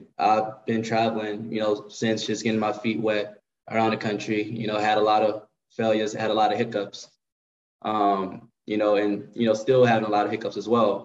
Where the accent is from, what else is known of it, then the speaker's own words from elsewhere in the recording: New Orleans, Louisiana, United States; also born or lived in Texas; now in Los Angeles, United States; I am originally from New Orleans